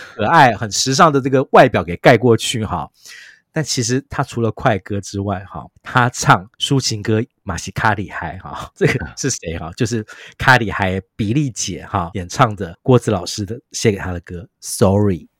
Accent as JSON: {"language": "Chinese", "region": "Taipei", "country": "Taiwan", "tie": "born or raised there", "said": "我自己一个土生土长台北人"}